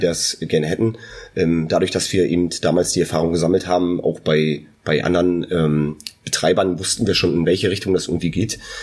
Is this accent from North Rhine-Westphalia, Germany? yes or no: no; near Neubrandenburg, Mecklenburg-Vorpommern, Germany; Wir sind beide äh, aus der Nähe von Neubrandenburg